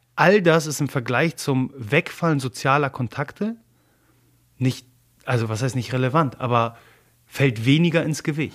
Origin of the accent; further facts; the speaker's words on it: Germany; first language Polish; German is a second language; also born or lived in Gdynia, Poland (parents' origin); obwohl ich sogar in Deutschland geboren bin, als, als Pole.